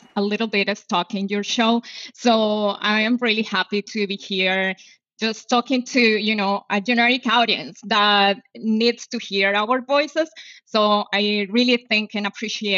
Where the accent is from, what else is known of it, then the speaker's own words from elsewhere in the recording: Medellín, Antioquia, Colombia; English is a second language; moved away as an adult; also born or lived in Miami, United States; now in Los Angeles, United States; I was born in Medellin, the capital city of Antioquia.